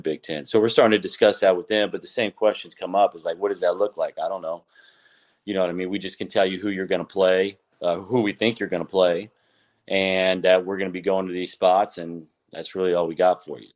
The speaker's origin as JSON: {"language": "English", "town": "Lakeland", "region": "Florida", "country": "United States", "tie": "born or raised there", "said": "I'm from Lakeland"}